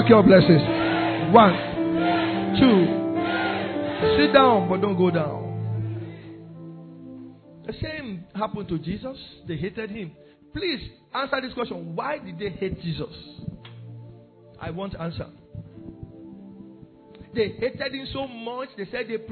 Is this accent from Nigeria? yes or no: yes; Ondo, Nigeria; now in Belgium; I am from Ondo State